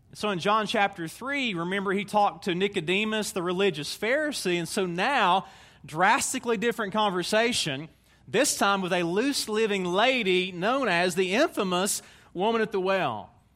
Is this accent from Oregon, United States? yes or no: no; Tennessee, United States; I'm a Tennessee man. You can tell by my accent